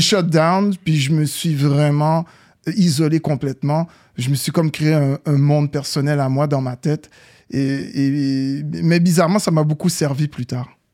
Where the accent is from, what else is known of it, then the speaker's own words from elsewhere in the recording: Montreal, Quebec, Canada; also born or lived in New York; j'ai quitté Saint-Michel il y a plusieurs années